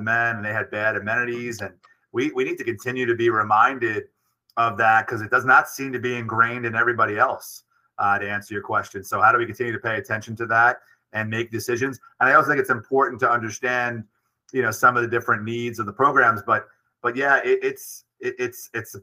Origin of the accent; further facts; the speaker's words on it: New York City, New York, United States; also born or lived in Brooklyn / Long Island; I'm born in Brooklyn, raised in Queens, and live in Long Island and work in the Bronx